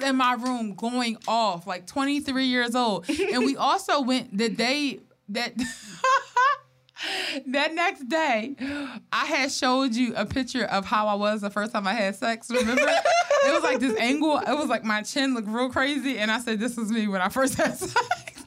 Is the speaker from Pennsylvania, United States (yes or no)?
yes; Philadelphia, Pennsylvania, United States; I love Philly though